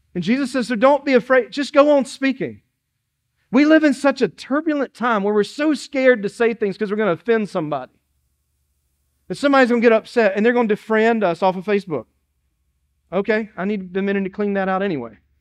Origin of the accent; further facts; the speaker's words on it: Dillon, South Carolina, United States; now in Moncks Corner, United States; I'm from Dillon, South Carolina, and it was the city of Dillon